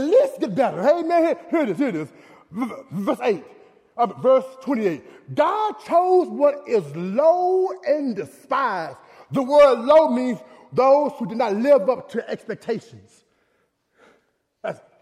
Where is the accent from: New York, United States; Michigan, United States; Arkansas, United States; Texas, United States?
Texas, United States; Dallas; I was born in Oak Cliff, Texas